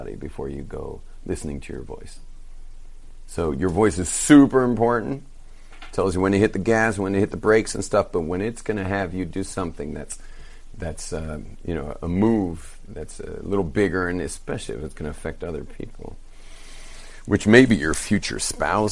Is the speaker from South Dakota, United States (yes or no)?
no; California, United States; moved away; We're surfers from California